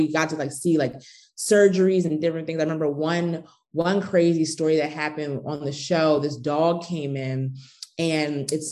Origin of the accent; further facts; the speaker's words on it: outside Philadelphia, Pennsylvania, United States; I grew up on the East Coast. I'm from Pennsylvania, outside the Philadelphia area